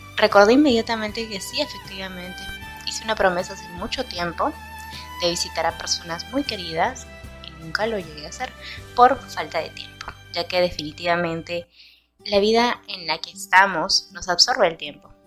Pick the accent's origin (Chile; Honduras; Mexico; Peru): Peru; aquí en, en mi país